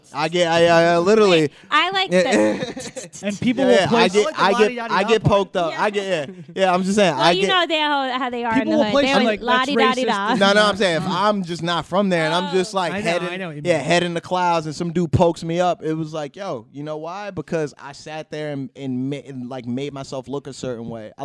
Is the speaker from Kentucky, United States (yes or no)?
no; Plainfield, New Jersey, United States; also born or lived in Muhlenberg; I'm from Plainfield